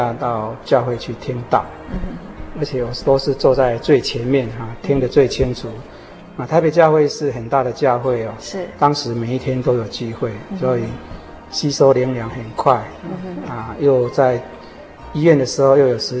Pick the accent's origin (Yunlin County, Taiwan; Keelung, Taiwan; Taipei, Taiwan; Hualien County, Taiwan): Yunlin County, Taiwan; born there; now in Hsinchu, Taiwan; 啊，我是一九四八年出生在云林县。